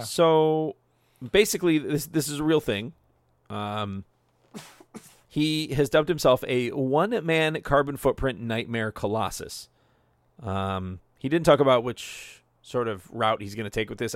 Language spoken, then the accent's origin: English; United States; I'm from the States